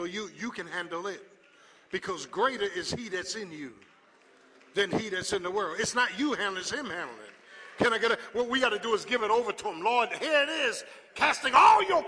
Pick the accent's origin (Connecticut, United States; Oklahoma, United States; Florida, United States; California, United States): Florida, United States; South; There's people I grew up with in South Florida